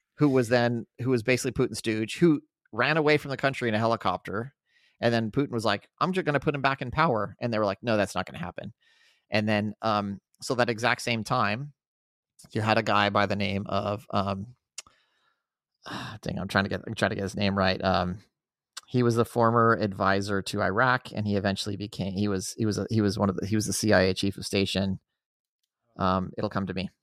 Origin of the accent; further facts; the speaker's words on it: Albuquerque, New Mexico, United States; I grew up in Albuquerque.